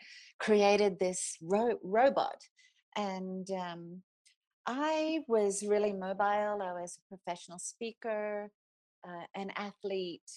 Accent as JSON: {"language": "English", "country": "Australia", "accent": "Australian", "moved": "as an adult", "lives_now": "Basalt, United States", "said": "The accent is Australian, and I've been here for 30 years, but I think still managed to keep my accent"}